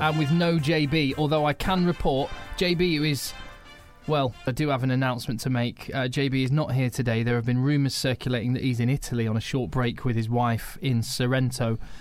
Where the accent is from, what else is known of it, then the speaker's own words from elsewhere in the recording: United Kingdom; We are British.